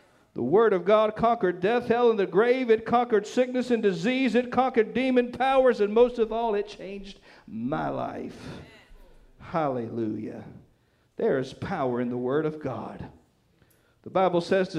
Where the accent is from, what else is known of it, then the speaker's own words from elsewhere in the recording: Nash County, North Carolina, United States; where I grew up in Nash County